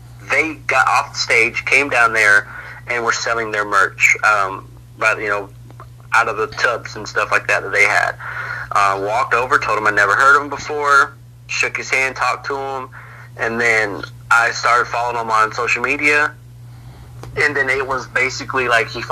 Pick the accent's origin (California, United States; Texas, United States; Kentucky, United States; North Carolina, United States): North Carolina, United States; I was from North Carolina.